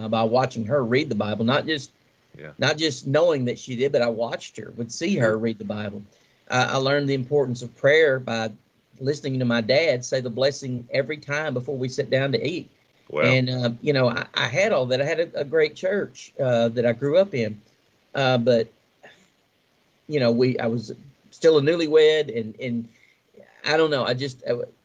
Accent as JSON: {"language": "English", "town": "Nelson Creek", "region": "Kentucky", "country": "United States", "tie": "born or raised there", "said": "I grew up in a wonderful little community called Nelson Creek, just outside of Central City, between Central City and Beaver Dam, Kentucky, in Muhlenberg County"}